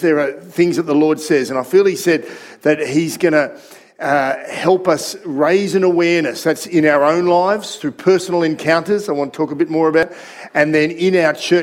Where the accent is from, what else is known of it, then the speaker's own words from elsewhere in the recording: Sydney, New South Wales, Australia; that community that I was growing up in Sydney